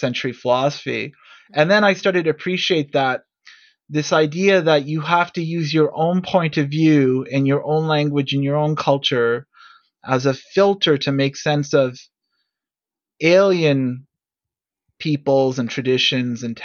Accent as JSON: {"language": "English", "town": "Toronto", "region": "Ontario", "country": "Canada", "said": "I'm from Toronto"}